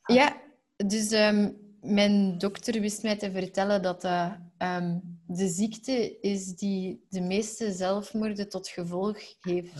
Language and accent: Dutch; Belgium; zeker als Belgen, want wij als Belgen